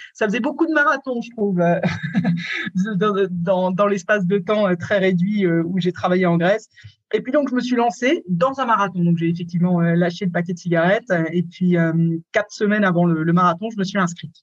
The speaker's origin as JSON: {"language": "French", "country": "France", "also_born_or_lived": "Scotland / England / Germany / Switzerland", "moved": "as an adult", "said": "je suis parti de France quand j'avais 20 ans"}